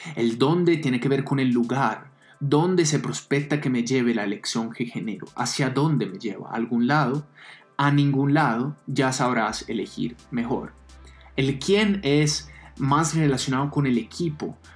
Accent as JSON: {"language": "Spanish", "country": "Italy", "moved": "yes", "lives_now": "Colombia", "said": "Soy italiano"}